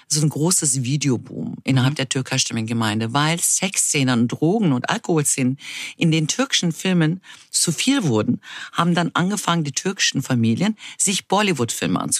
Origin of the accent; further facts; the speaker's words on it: Berlin, Germany; also born or lived in Munich / Dortmund / Essen / Izmir; also ich bin in Deutschland geboren, in München bin ich geboren, aber habe noch nie dort gelebt. Seit meinem sechsten, siebten Lebensjahr befinde ich mich in Berlin. Dazwischen war ich in Dortmund, Essen und in Izmir in der Türkei.